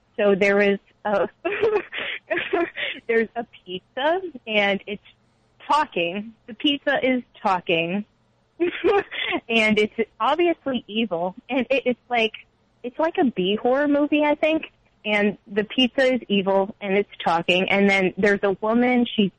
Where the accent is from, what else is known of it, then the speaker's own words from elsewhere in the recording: Massachusetts, United States; now in Connecticut, United States; Well, I've only lived in Massachusetts my whole life.